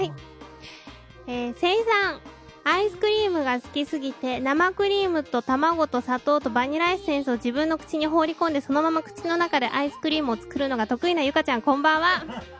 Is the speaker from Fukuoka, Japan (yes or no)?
no; Hokkaido, Japan; moved away; 生まれも育ちも北海道で